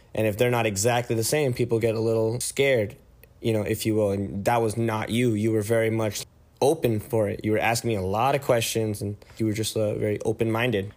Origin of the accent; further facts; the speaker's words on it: San Jose, California, United States; moved away as an adult; now in Tucson, United States; I was born and raised in the Bay Area, California.